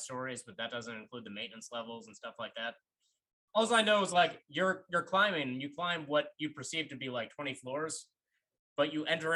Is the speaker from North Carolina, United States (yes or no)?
no; New York, United States; I grew up in New York